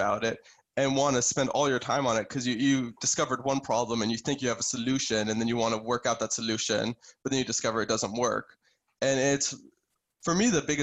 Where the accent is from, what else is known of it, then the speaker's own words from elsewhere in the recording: Boston, Massachusetts, United States; I'm from Boston originally